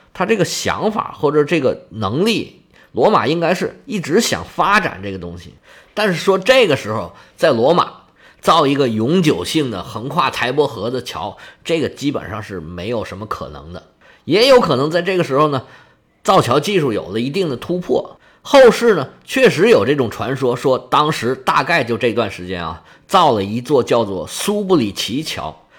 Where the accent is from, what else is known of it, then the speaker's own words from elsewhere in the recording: China; 我们中国人